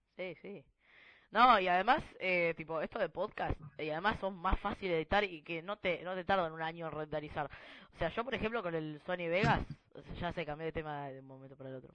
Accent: Argentina; somos de Argentina

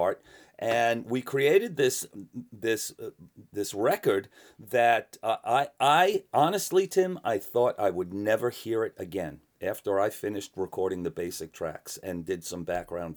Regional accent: New York City, New York, United States; I came from the New York City. I was I grew up around the glam punk era in New York City

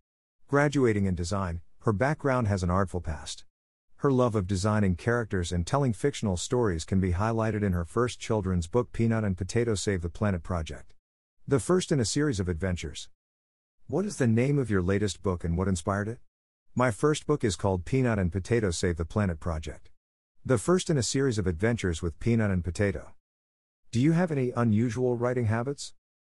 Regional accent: Germany; born there; English is a second language; I was born in Germany and, after graduating, enjoyed 2 years backpacking in Australia, New Zealand, and Southeast Asia.

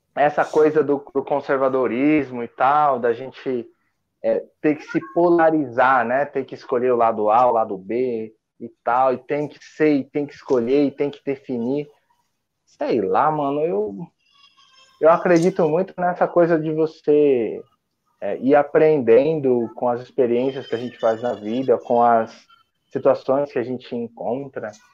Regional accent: São Paulo, Brazil; É da região da onde eu nasci, lá em São Paulo, lá da Zona Norte.

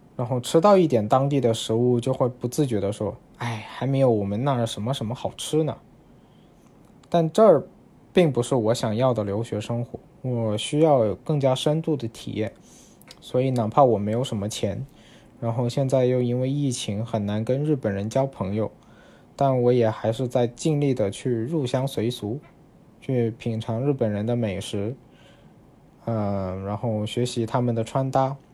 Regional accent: Guangzhou, Guangdong, China; moved away as an adult; now in Japan; 虽然我是广，呃，土生土长的广州人，但是因为我的小学是铁路子弟学校，所以身边绝大多数同学的父母都是来自其他省份的人。呃，那么自然会说粤语的同学，也就只有寥寥几个。所以我从很小开始就是在家里跟父母说粤语，然后在学校跟同学和老师说普通话

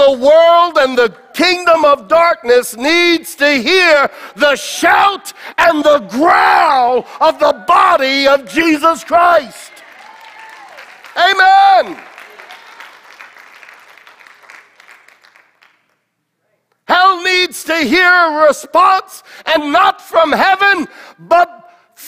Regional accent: United States; I'm an American and I love this country

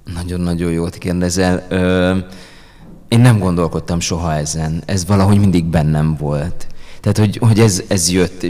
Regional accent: Győr, Győr-Moson-Sopron, Hungary; én Győrben születtem, ott, ott nőttem fel

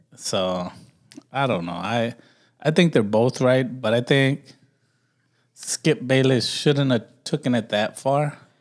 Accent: Los Angeles, California, United States; I was raised in Watts.

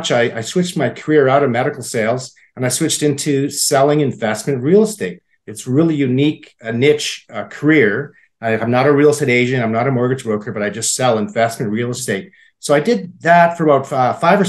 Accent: Saskatoon, Saskatchewan, Canada; also born or lived in Alberta / British Columbia; I grew up in Saskatoon. I still live in Saskatoon.

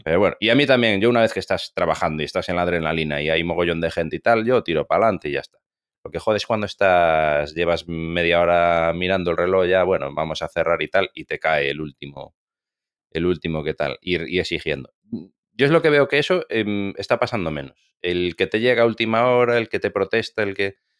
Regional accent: Galicia, Spain

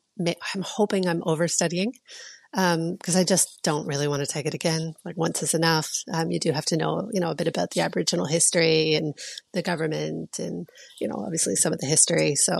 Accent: Halifax, Nova Scotia, Canada; also born or lived in Toronto; now in Australia; So I grew up in Halifax in Spryfield. I went to St. Mary's University. And after I graduated with an English degree, one of my good friends and I moved to Toronto for a year.

